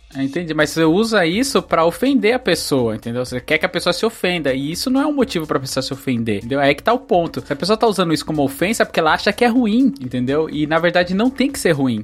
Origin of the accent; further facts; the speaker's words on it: Northeast Region, Brazil; Eu nasci no Nordeste